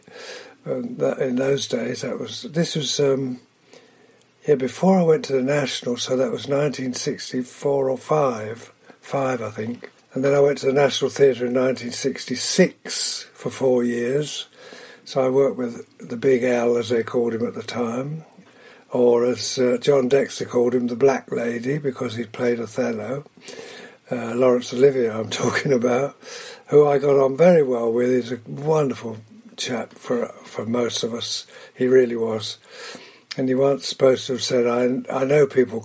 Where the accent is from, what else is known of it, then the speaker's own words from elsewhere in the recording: Cambridgeshire, East of England, United Kingdom; also born or lived in London; I was born in London and brought up in Cambridgeshire during the war